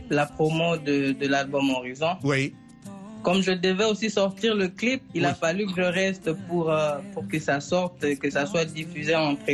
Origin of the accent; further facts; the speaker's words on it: North Kivu, DR Congo; Vous savez, chez nous, chez nous, à, chez nous au Nord Kivu, c'est quand même pas bien de le dire ainsi, mais c'est une vérité.